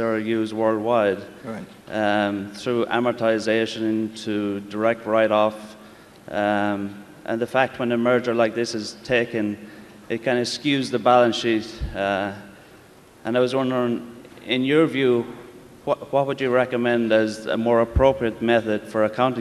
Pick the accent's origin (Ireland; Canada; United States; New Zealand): Ireland; County Kerry; I come from County Kerry in Ireland.